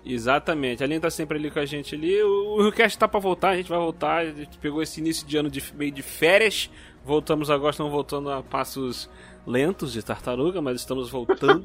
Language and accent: Portuguese; Rio de Janeiro, Brazil; eu sou aqui do Rio.